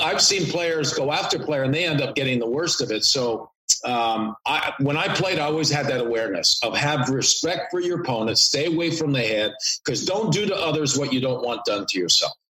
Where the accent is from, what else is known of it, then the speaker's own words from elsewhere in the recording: Canada; moved away as an adult; also born or lived in New York / Detroit; I grew up in Canada